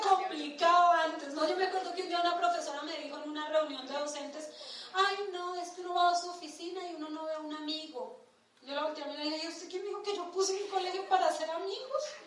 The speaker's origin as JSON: {"language": "Spanish", "region": "Bogotá", "country": "Colombia", "tie": "born or raised there", "said": "Nosotros nacimos en Ciudad Bolívar y nos criamos en Ciudad Bolívar."}